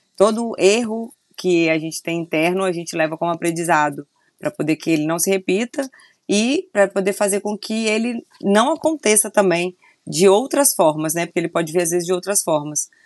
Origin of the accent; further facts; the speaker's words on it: Vila Velha, Espírito Santo, Brazil; also born or lived in Rio de Janeiro; eu sou de Vitória, Espírito Santo, Vila Velha, né? Eu falo Vitória porque é mais conhecido, mas Vila Velha.